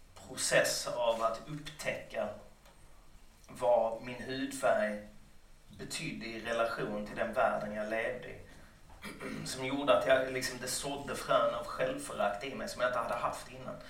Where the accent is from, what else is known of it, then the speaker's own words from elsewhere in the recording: Lund, Skåne, Sweden; Under hela min uppväxt i Lund